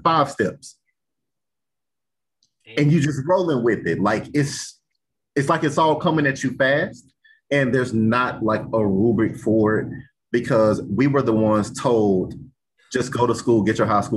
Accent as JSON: {"language": "English", "region": "the South", "country": "United States", "said": "I'm from the South"}